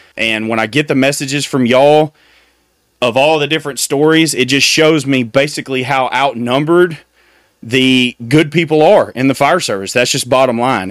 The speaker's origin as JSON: {"language": "English", "country": "United States"}